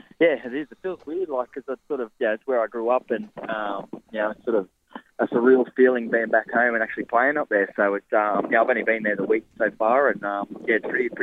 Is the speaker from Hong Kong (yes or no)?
no; New South Wales, Australia; moved away as an adult; now in Sydney, Australia; my hometown where I grew up.